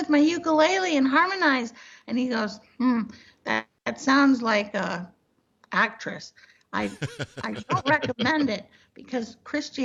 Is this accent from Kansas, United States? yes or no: no; Miami, Florida, United States; moved away; also born or lived in Los Angeles; I was raised in Miami